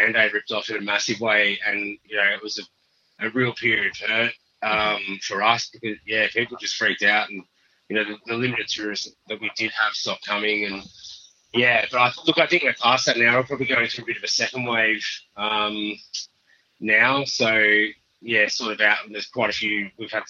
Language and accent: English; country Victoria, Australia; also born or lived in Margaret River, Western Australia; now in Northern Territory, Australia; I was born in Margaret River, actually, but I grew up in Victoria, in country Victoria for most of my life